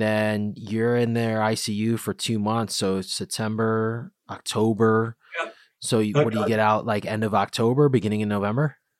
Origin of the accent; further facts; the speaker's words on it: Bridgeport, Connecticut, United States; I'm from Bridgeport